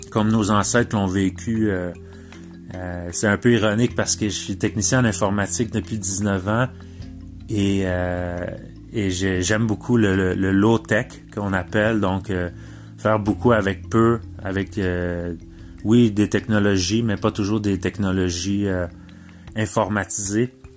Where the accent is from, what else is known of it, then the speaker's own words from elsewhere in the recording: Mauricie, Quebec, Canada; j'habite en Mauricie. je suis natif de la Mauricie